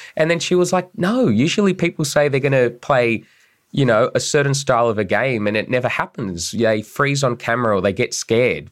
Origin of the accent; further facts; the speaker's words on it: Bankstown, New South Wales, Australia; I'm a political operative. I'm from Bankstown